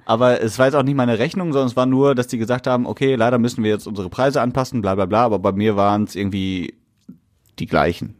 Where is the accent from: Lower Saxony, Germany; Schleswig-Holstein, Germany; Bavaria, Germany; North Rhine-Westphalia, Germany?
North Rhine-Westphalia, Germany; Essen; wir Ruhrgebietler oder wir Essener sind stolz auf unsere Stadt